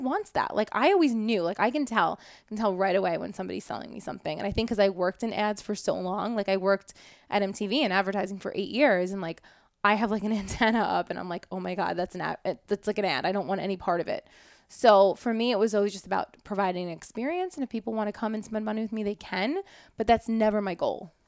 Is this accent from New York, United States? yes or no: yes; New York City, New York, United States; I grew up in Brooklyn